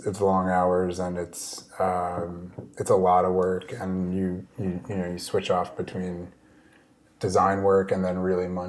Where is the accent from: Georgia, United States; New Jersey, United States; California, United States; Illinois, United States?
New Jersey, United States; Westfield; also born or lived in Bay Ridge, Brooklyn, New York; I'm from Westfield, New Jersey, which is like central Jersey, basically